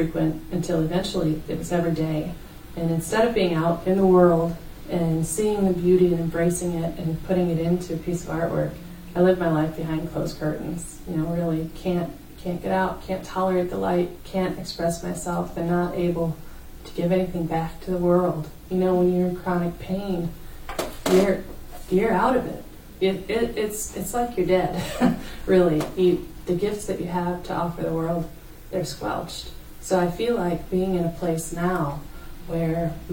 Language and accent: English; Fredericksburg, Virginia, United States; also born or lived in Flint, Michigan / Owosso, Michigan; now in Grand Rapids, United States; I moved because of job opportunities for my dad outside of D.C. It was really interesting living in Fredericksburg is the place, Fredericksburg, Virginia